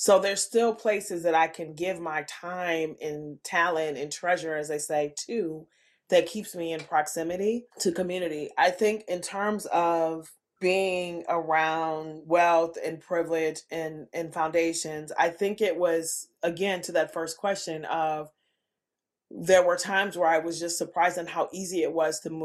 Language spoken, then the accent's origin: English; Minneapolis, Minnesota, United States; the richly diverse neighborhood that I grew up in North Minneapolis